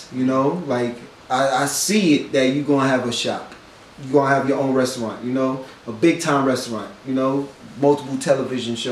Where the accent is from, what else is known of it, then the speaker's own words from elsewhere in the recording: New York City, New York, United States; For a black man in New York, growing up in New York?